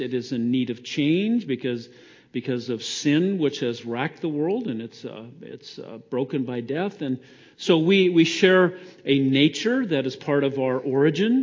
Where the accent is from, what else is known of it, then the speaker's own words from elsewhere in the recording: Idaho, United States; I came from Idaho. I'm an Idahoan by birth, Idaho spud